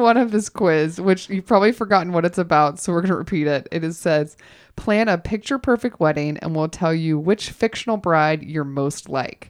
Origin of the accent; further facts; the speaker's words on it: Georgia, United States; now in Los Angeles, United States; I grew up in Georgia